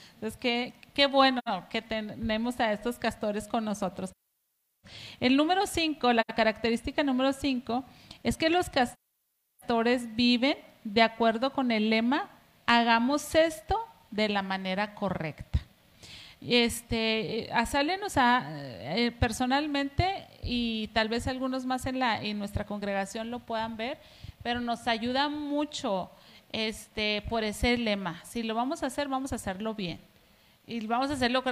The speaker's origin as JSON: {"language": "Spanish", "country": "Mexico", "said": "somos eh, mexicanos"}